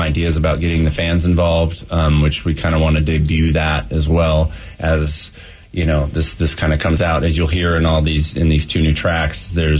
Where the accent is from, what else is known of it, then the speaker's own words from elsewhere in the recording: Alaska, United States; moved away; I'm originally from Alaska, but okay. I remember going to a tape store in my small little hometown.